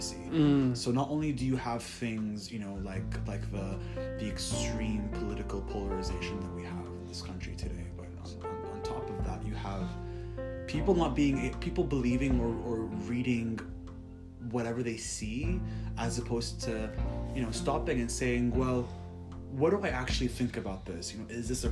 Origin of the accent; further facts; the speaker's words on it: Kuwait; moved away as an adult; also born or lived in Syracuse, New York, United States; now in Los Angeles, United States; I'm an international graduate student. I'm from Kuwait. I spent the last 4 years here in the States